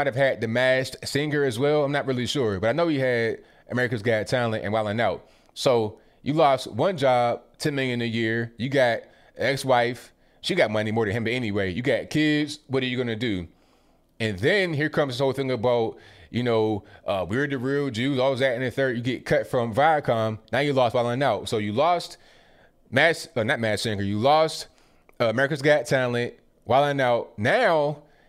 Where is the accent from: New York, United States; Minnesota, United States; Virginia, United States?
Virginia, United States; I'm from Virginia